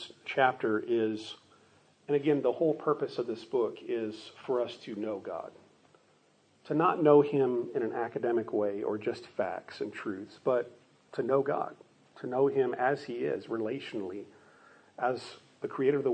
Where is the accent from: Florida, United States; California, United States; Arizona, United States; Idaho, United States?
Arizona, United States; Phoenix; I grew up in Phoenix, Arizona